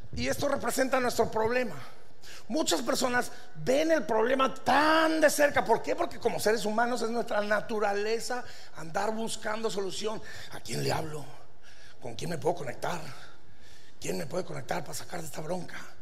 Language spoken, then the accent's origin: Spanish; Durango, Mexico; Pues yo vengo de Durango